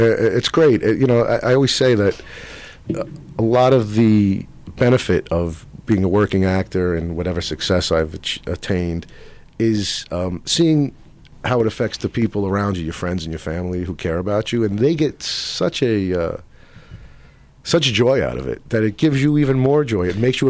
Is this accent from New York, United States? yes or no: yes; New York City, New York, United States; moved away as an adult; now in Los Angeles, United States; I grew up in Brooklyn. I do a lot of work, and even my accent is not a typical modern day Brooklyn accent. And I use an old 1920s Lower East Side accent, which is very specific.